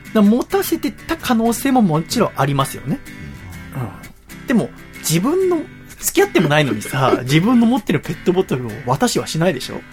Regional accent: Yokohama, Kanagawa, Japan; also born or lived in Tochigi; 横浜生まれ横浜育ちなんですけど、1年間だけ栃木にいたことがあって

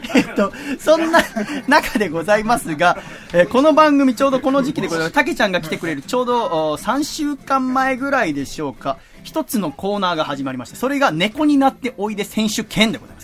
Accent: Yokohama, Kanagawa, Japan; 横浜の私の実家

